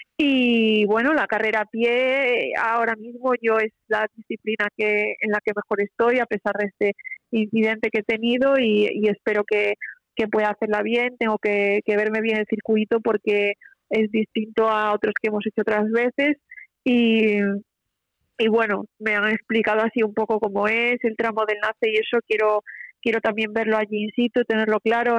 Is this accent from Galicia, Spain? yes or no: yes; Vigo, Galicia, Spain; yo soy de Vigo, pero Pontevedra está, está a un paso de, mi ciudad